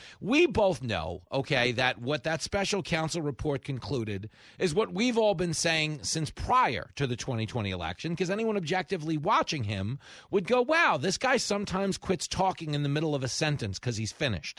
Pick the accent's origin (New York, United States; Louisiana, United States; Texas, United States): New York, United States; As a New Yorker, there's no space.